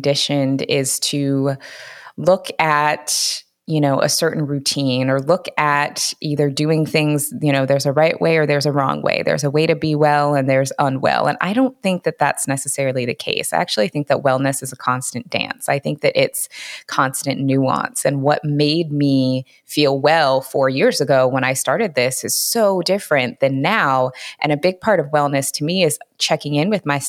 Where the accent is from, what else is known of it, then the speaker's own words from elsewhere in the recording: Seattle, Washington, United States; moved away as an adult; now in California, United States; I'm originally from Seattle, Washington. That's where I was raised.